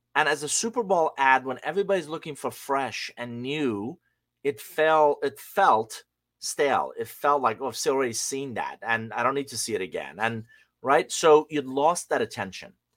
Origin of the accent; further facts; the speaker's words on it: Iran; English is a second language; moved away; I'm originally from Iran. I came to this country with a hundred bucks, a suitcase, didn't know anybody, didn't speak a word of English